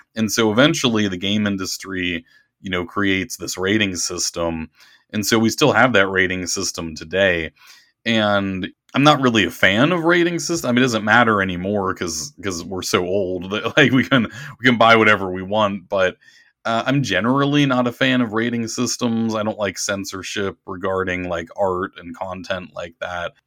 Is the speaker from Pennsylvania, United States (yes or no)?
yes; Pittsburgh, Pennsylvania, United States; I grew up in the Pittsburgh area